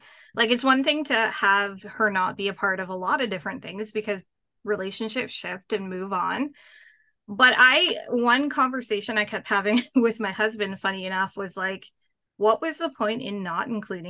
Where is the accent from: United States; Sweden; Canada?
Canada; a little town just outside of Ottawa, Ontario; I am from north of the border. So I'm from Canada in a little town just outside of Ottawa.